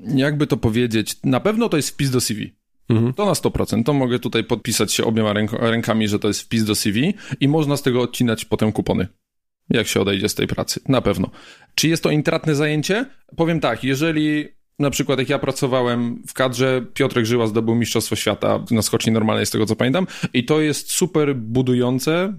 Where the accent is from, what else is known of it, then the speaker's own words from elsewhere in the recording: Gliwice, Silesian Voivodeship, Poland; moved away; also born or lived in Szczyrk; ja ogólnie pochodzę z Gliwic, tam się wychowałem, tam się urodziłem